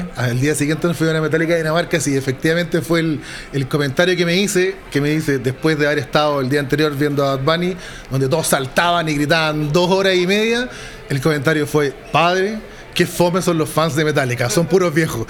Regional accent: Chile; somos chilenos

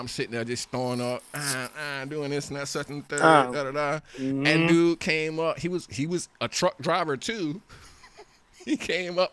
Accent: Florida, United States; I'm from Florida

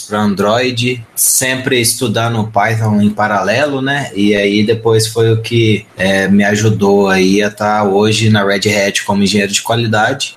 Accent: Pouso Alegre, Minas Gerais, Brazil; sou de Pouso Alegre, Minas Gerais

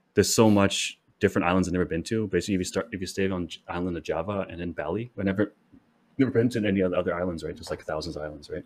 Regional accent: Canada; I'm a Canadian.

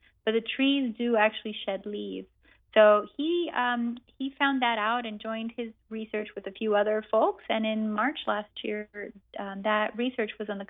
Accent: Amazon, Brazil; So I was born and raised in the Brazilian Amazon. My parents are American scientists who ended up in the Amazon in 1980. So I grew up in a very international, multicultural world

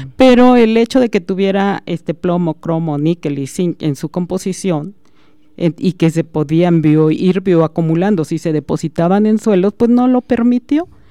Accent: Aguascalientes, Mexico; moved away as an adult; now in Celaya, Mexico; yo soy originaria de Aguascalientes

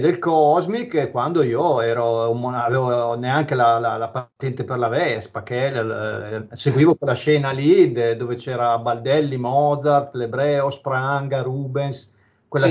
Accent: province of Bologna, Emilia-Romagna, Italy; dalle mie parti c'era un locale a Minerbio, provincia di Bologna

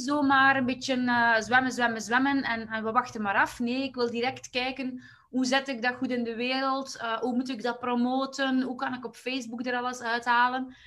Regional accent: Waasland, Flanders, Belgium; ik kom eigenlijk uit het Waasland, dus dat is eigenlijk net in het midden tussen, eh, tussen Antwerpen en Gent in België.

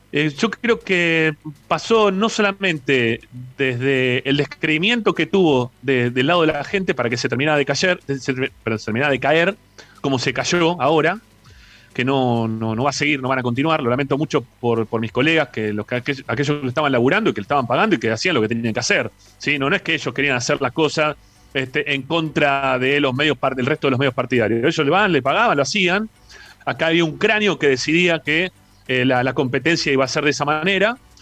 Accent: Buenos Aires, Argentina; yo vivía en Flores, y me mudé una cuadra

